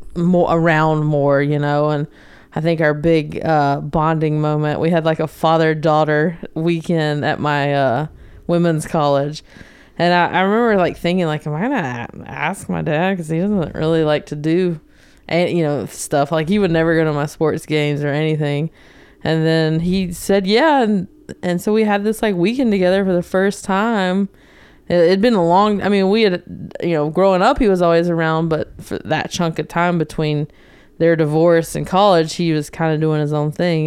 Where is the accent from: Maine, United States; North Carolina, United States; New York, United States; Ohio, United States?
North Carolina, United States; moved away as an adult; So I grew up in North Carolina, um, a small town outside of Charlotte